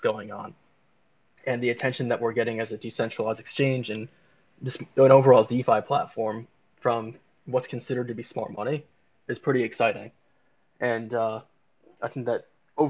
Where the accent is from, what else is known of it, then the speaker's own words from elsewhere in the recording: New Jersey, United States; I'm from New Jersey